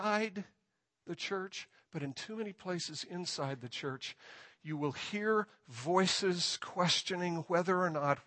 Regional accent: near Chicago, Illinois, United States; I grew up near Chicago

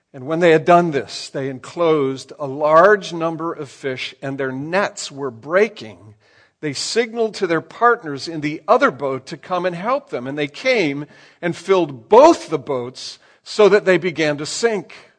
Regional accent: Michigan, United States; also born or lived in Ann Arbor, Michigan; I'm from Michigan

